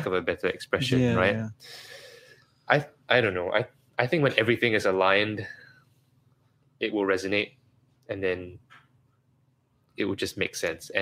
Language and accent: English; Singapore; as a Singaporean